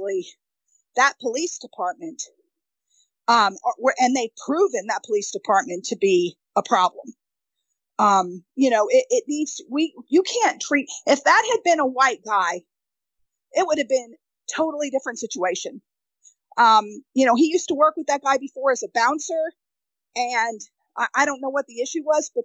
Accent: New York, United States; moved away; also born or lived in Connecticut / Midwest; growing up in New York to moving to, you know, Connecticut, then moving to the Midwest

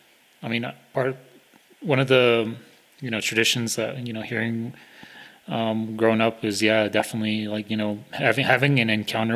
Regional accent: Navajo area, Navajo Nation, United States; that's one of the traditional teachings that we grew up around here in the Navajo area.

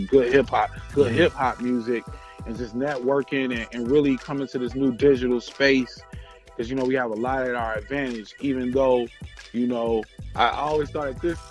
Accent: Minneapolis, Minnesota, United States; I'm from Minneapolis

